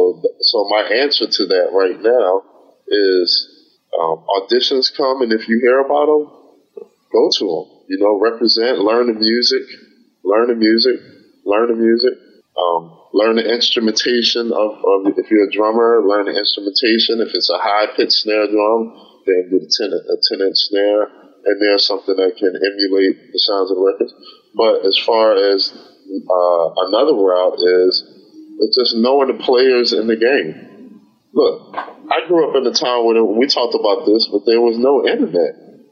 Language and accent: English; Philadelphia, Pennsylvania, United States; now in Los Angeles, United States; I'm from Philadelphia. I moved to Los Angeles and continued my work.